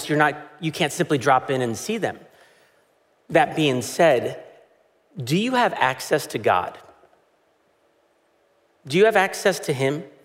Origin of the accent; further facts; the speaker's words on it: United States; as an American